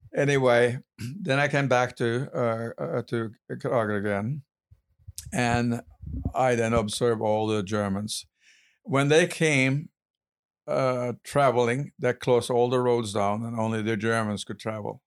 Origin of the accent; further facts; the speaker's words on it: Kragerø, Vestfold og Telemark, Norway; now in United States; I was born in Kragerø, a town in southern Norway